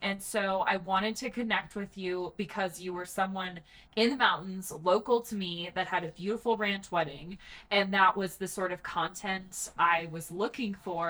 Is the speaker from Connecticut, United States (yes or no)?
no; Breckenridge, Colorado, United States; also born or lived in Coon Rapids, Minnesota; So I call myself from Colorado. I tell people I am from, so I grew up in Breckenridge. I live in Silverthorne, all part of just what we call Summit or Summit County now. I'm one of those people that snobbly calls myself a native